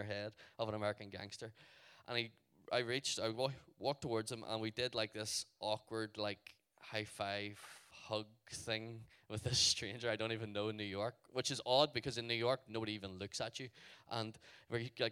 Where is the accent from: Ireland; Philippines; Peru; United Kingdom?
Ireland; I'm from Ireland.